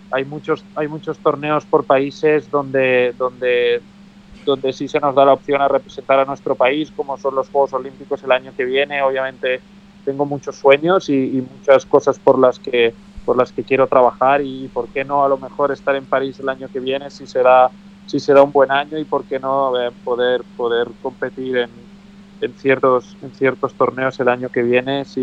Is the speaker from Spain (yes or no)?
yes; Spain; como europeo y español pues pues sí sí me gustó ver